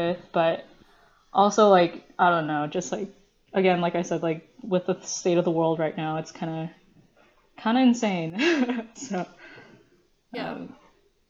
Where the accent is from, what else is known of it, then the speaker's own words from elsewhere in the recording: United States; English is a second language; I was born in the US